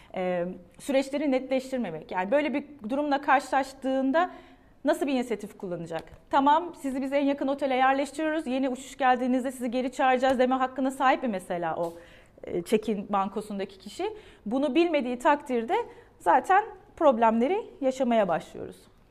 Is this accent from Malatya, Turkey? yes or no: no; Adana, Turkey; ben 1977 Adana doğumluyum.